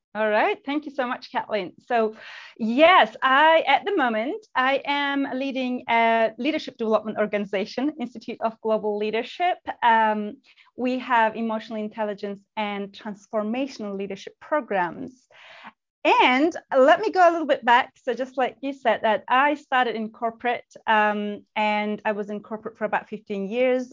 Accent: Turkey; moved away as an adult; also born or lived in United Kingdom; And I was born and raised in Turkey, then moved to the UK, United Kingdom, when I was 26

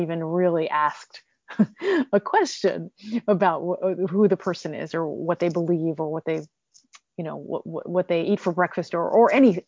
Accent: United States; And I will always say I'm American because I am. I'm sixth generation American

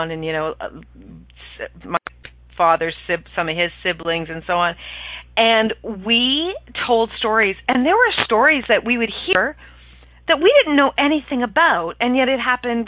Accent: Ireland; I'm Irish

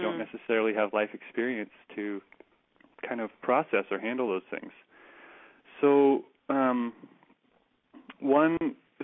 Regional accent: Kitchener, Ontario, Canada; also born or lived in Waterloo; there was actually a chapter in my hometown, Transition KW. So I went to school in Waterloo, and now I live in Kitchener

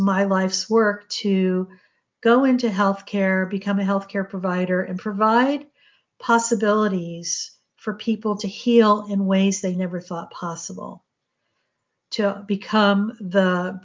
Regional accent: New England, Connecticut, United States; our home in Connecticut. I grew up in New England

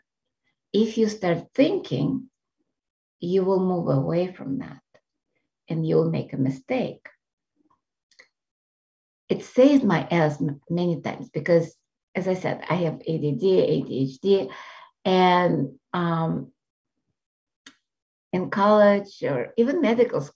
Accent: Russia; moved away; I grew up in Russia

